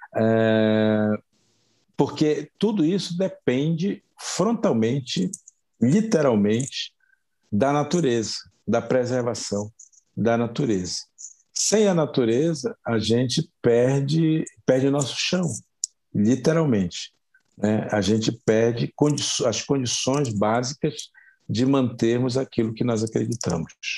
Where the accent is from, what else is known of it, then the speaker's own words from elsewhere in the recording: Brazil; a gente se constituir como, como, como brasileiros